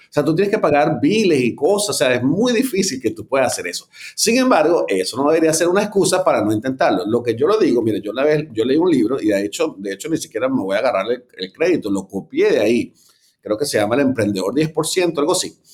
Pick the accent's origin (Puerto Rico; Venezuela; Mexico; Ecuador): Venezuela; moved away; tú y yo que somos venezolanos